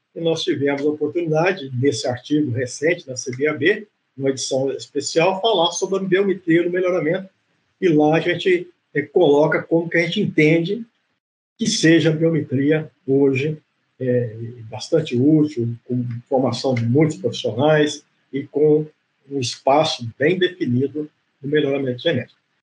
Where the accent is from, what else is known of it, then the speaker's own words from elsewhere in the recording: Grisena, Minas Gerais, Brazil; moved away; also born or lived in Viçosa, Minas Gerais; eu sou de Grisena, uma cidade do interior é, de Minas Gerais